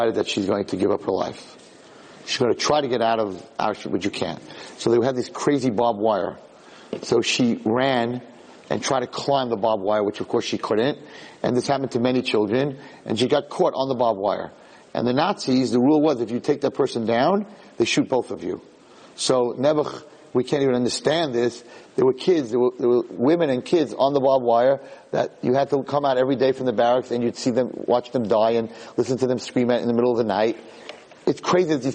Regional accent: New York City, New York, United States; when I was born in Borough Park

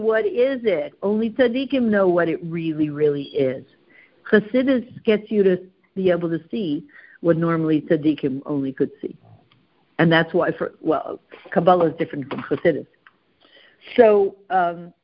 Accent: Canada; we're very Canadian

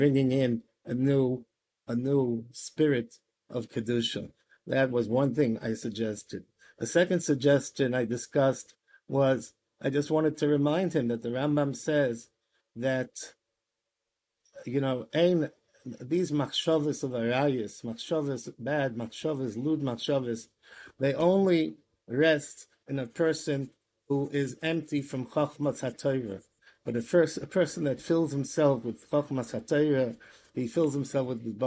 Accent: United States; moved away as an adult; now in Israel

